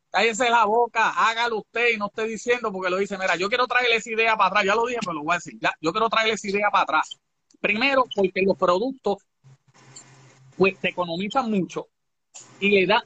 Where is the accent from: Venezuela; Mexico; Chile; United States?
United States; Holland, Massachusetts; born there; moved away; also born or lived in Puerto Rico; Yo nací en Holland, Massachusetts. Oh, Massachusetts, ok. Eh, okay. Es de, Boston. Entonces, pues llego allá a Puerto Rico